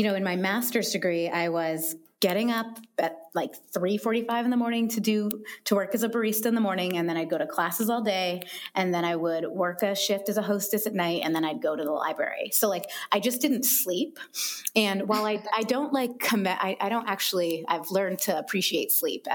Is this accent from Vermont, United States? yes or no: yes; Vermont, United States; moved away as an adult; also born or lived in Los Angeles, United States; now in Seattle, United States; I grew up in Vermont in a small colonial town, like no more than 3,000 people